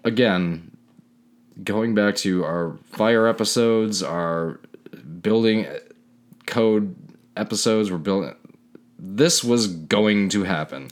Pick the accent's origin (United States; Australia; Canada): Canada; moved away; being so Canadian, which I am.